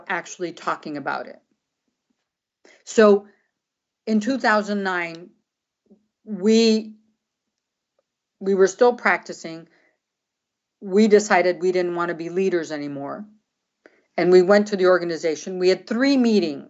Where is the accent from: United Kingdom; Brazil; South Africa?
Brazil; moved away; also born or lived in San Francisco; I grew up in Brazil. I speak Portuguese